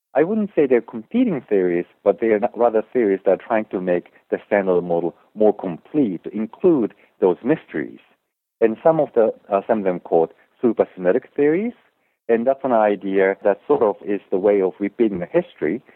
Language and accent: English; Japan; moved away as an adult; also born or lived in Germany; now in United States; I grew up in Japan and I actually spent four years in Germany when I was growing up, but went back to Japan